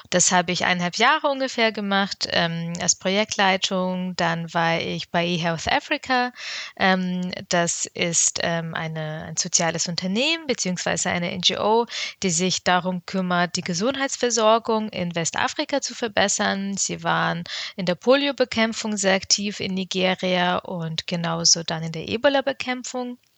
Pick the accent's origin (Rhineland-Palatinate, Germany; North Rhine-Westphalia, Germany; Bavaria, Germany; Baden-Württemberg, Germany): Bavaria, Germany; Ich bin in Bayern aufgewachsen, war auf einer Realschule, und ähm, ja, dementsprechend durfte ich eben noch nie Abitur machen.